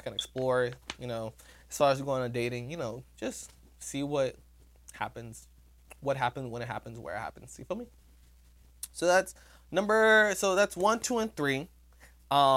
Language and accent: English; Florida, United States; I'm from Florida